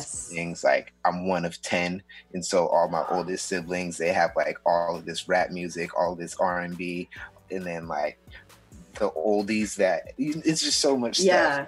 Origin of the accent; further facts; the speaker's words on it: Seattle, Washington, United States; I was born and raised in Seattle um, uh, in the Central District